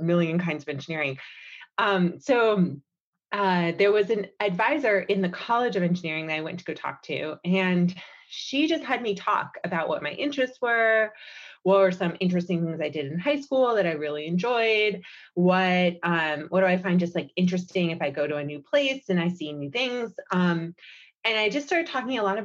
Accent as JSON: {"language": "English", "region": "New York", "country": "United States", "tie": "born or raised there", "said": "I grew up in New York"}